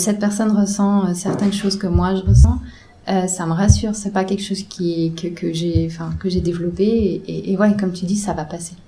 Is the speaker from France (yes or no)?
no; Geneva, Switzerland; chez nous à Genève